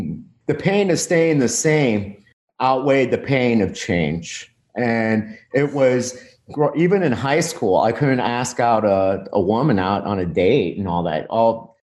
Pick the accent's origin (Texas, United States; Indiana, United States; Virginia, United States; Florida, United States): Florida, United States; Miami; moved away as an adult; also born or lived in Baton Rouge, Louisiana; I was born in Miami